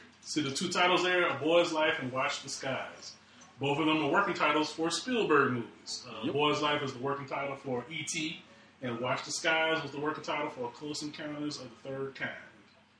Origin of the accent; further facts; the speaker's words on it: Alabama, United States; I'm from Alabama.